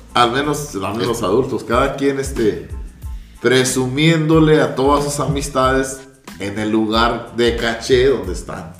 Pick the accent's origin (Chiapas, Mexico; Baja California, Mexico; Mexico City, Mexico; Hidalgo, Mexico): Baja California, Mexico; Ensenada; now in Los Angeles, United States; vengo de, de Jalisco, soy de Ensenada, radico en Los Ángeles